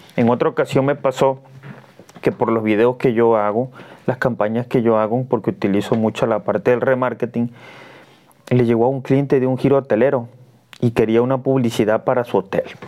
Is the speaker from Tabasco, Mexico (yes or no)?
yes; Cunduacán, Tabasco, Mexico; yo soy de Cunduacán, Tabasco